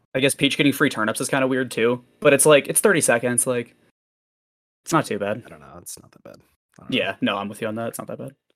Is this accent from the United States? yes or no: yes; Minnesota, United States; now in Montana, United States; I'm uh, in Montana right now, but I'm from Minnesota initially.